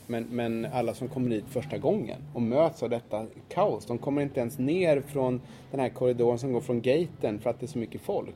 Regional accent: Sweden; moved away; som svensk

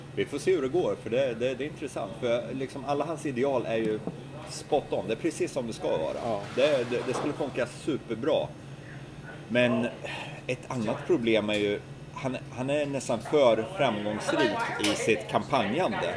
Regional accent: Sweden; now in New York, United States; jag som svensk

